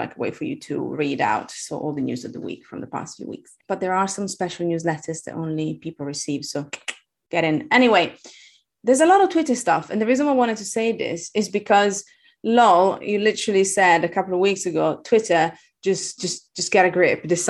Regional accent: Italy; English is a second language; moved away; I'm Italian. I have a weird accent.

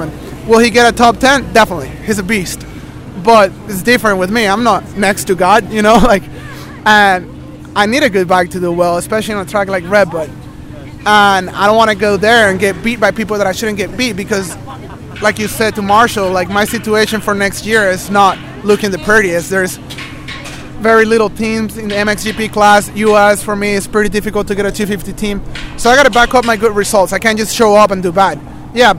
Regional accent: Venezuela; moved away; also born or lived in United States; I grew up in Venezuela.

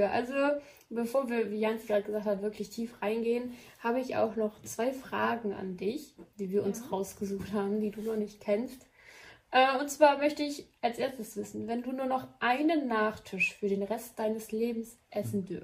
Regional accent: Ukraine; Ich komme aus der Ukraine.

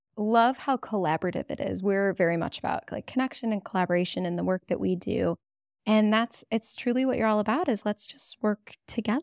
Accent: Cleveland, Ohio, United States; in our hometown. It's my hometown

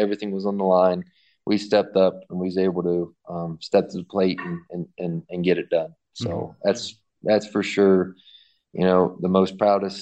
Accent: Athens, Ohio, United States; my my hometown race in Athens, Ohio

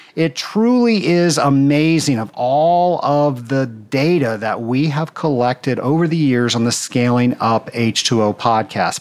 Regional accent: Atlanta, Georgia, United States; my hometown in Atlanta, Georgia

